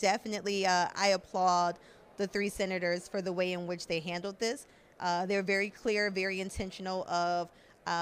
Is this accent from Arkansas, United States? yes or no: no; Buffalo, New York, United States; now in Austin, United States; originally, I am from Buffalo, New York